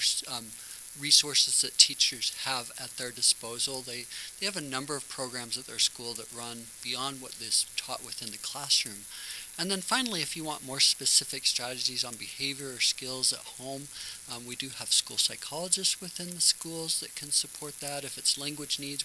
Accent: Oklahoma, United States; moved away as an adult; now in Utah, United States; I grew up in Oklahoma and got out here in my early 20s mostly, going to BYU and some other things that eventually led me to Utah

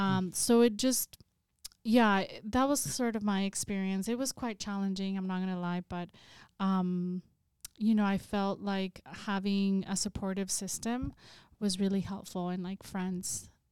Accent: Salinas, California, United States; I'm originally from Salinas, California, so I grew up in a working class community

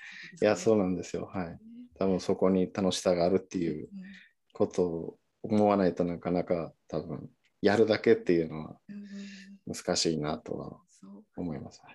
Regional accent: Mexico; first language Spanish; Japanese is a second language; moved away as an adult; also born or lived in Niigata, Japan; now in Japan; 生まれも育ちも。

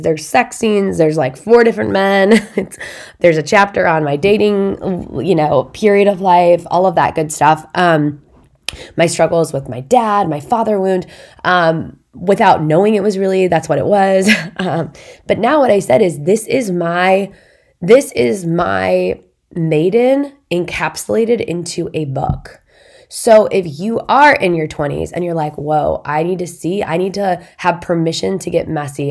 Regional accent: Indiana, United States; our town has a big lake in it, my hometown.

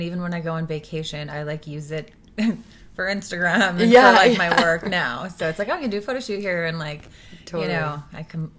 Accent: West Vancouver, British Columbia, Canada; moved away as an adult; Yeah, I was raised on the North Shore, West Van. And I moved when I was 18.

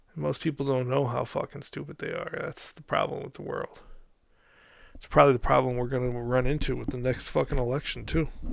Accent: Albany, New York, United States; Back here in my hometown of uh, Albany, New York

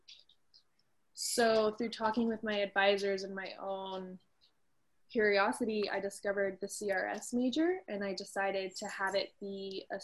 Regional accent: Newport Beach, California, United States; I'm from Newport Beach, California

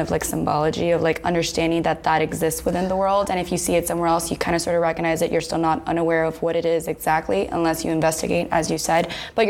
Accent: United States; I got here when I was three. So it's almost like you grew up here.

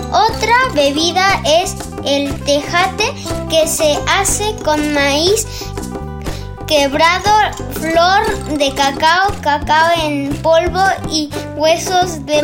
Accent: Oaxaca, Mexico; tengo 8 años, soy de Oaxaca

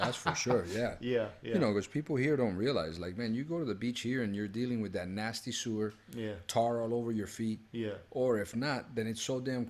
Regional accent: Miami Gardens, Florida, United States; first language Spanish; English is a second language; moved away as an adult; also born or lived in Colombia; now in Los Angeles, United States; I grew up in Carroll City, Florida, which is all blacks.

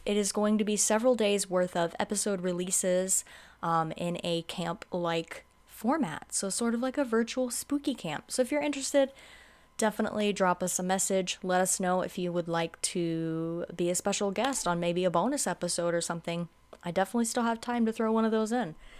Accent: Live Oak, Florida, United States; accent: southern twang; I grew up in little old Live Oak, Florida

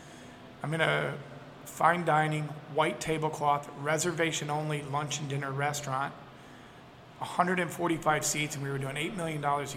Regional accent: Tennessee, United States; born there; So as a kid growing up, I was born in Tennessee, and every year we lived in three cities.

